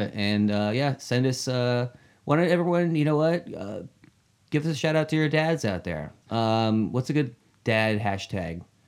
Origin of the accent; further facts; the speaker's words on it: New Hampshire, United States; my, uh, childhood hometown in New Hampshire